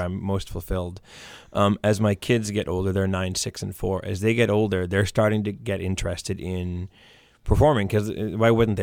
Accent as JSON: {"language": "English", "region": "Maine", "country": "United States", "tie": "born or raised there", "moved": "yes", "lives_now": "Derry, United States", "said": "growing up in Maine"}